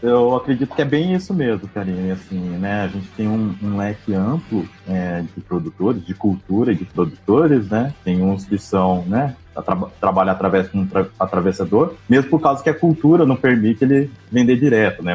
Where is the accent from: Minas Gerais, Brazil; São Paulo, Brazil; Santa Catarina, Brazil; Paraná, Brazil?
Paraná, Brazil; Umuarama; also born or lived in Curitiba; Eu sou de Umuarama, do Paraná